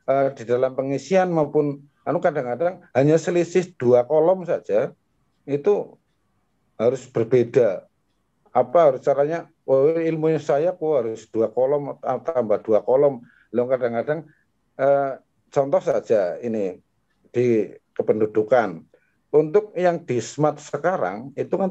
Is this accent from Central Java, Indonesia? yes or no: yes; Baturraden, Central Java, Indonesia; Pertama kenalkan saya dari Batu Raden, Pak.